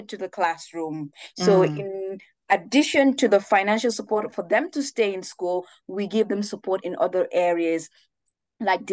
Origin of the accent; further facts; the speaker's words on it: Gambia; moved away as an adult; also born or lived in Bedfordshire, England; I had as a 14-year-old growing up in the Gambia